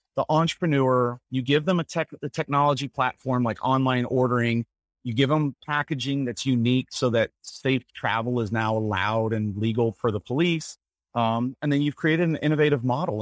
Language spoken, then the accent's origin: English; Nashville, Tennessee, United States; also born or lived in Lafayette, Louisiana; now in Colorado Springs, United States; I grew up in Nashville, Tennessee